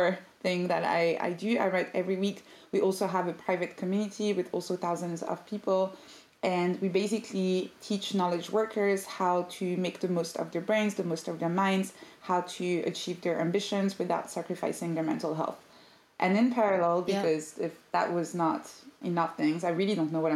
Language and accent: English; Paris, Île-de-France, France; now in London, United Kingdom; I'm originally from Paris